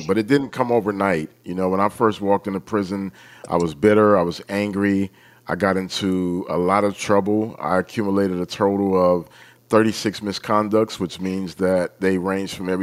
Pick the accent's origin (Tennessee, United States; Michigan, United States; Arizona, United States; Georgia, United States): Michigan, United States; Detroit; I grew up in Detroit